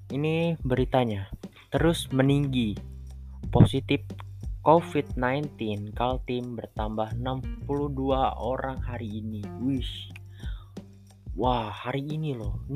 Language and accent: Indonesian; Samarinda, East Kalimantan, Indonesia; di Samarinda kebetulan aku orang Samarinda jadi kita cari pembahasan gitu